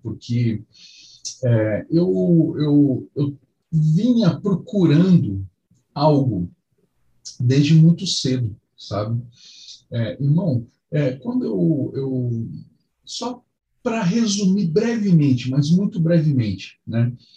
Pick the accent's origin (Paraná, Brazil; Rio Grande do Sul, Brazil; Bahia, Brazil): Paraná, Brazil; Curitiba; also born or lived in São Paulo; now in Belo Horizonte, Brazil; Eu sou originalmente de Curitiba, eu nasci, nasci, eu sou nascido e criado em Curitiba